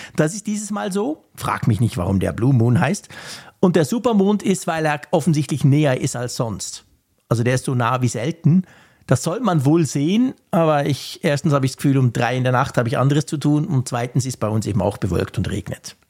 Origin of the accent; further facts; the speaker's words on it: Switzerland; ich als Schweizer